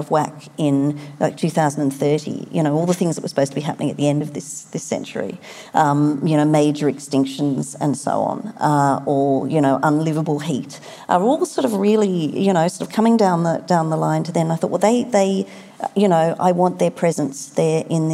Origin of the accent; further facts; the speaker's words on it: Sydney, New South Wales, Australia; my hometown, about Sydney